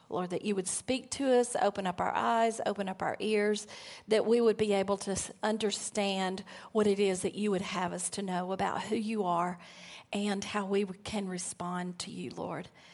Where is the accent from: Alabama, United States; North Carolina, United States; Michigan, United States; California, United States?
Alabama, United States; moved away; I'm from Alabama